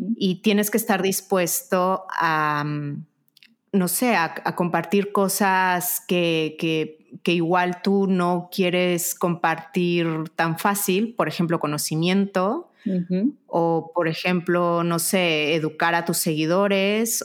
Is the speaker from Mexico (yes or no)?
yes; Mexico; also born or lived in United States; now in Spain; yo soy mexicana, y bueno, ahora mi segundo país es España y el tercero es Estados Unidos